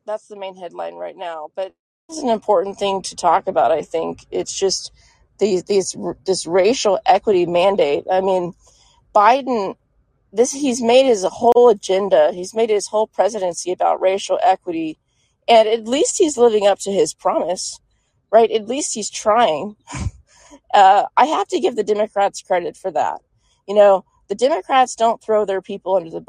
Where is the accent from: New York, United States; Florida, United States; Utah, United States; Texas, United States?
Texas, United States; I'm from Texas